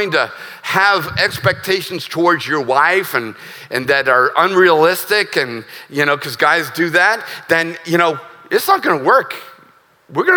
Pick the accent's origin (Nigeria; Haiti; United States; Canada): United States; As an American who's a veteran who loves this country